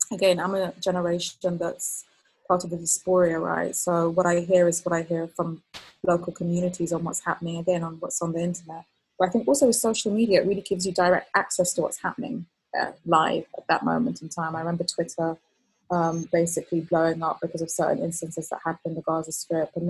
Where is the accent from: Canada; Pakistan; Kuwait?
Kuwait; also born or lived in Palestine; I was actually there, and so I was born there, but I was I grew up in Kuwait because my dad worked in Kuwait